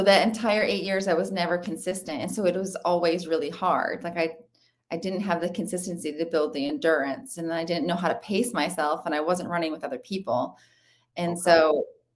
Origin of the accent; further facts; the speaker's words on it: Michigan, United States; I played volleyball and basketball and soccer growing up in Michigan